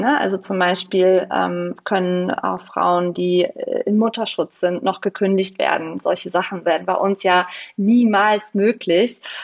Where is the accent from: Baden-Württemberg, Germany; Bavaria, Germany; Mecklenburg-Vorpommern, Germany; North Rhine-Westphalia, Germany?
Mecklenburg-Vorpommern, Germany; Baltic coast; moved away as an adult; now in Berlin, Germany; an die Ostsee in meine Heimat